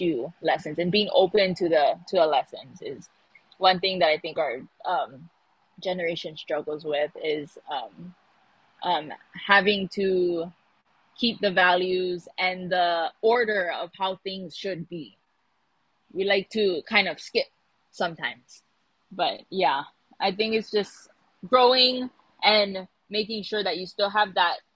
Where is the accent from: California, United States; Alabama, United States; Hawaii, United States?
Hawaii, United States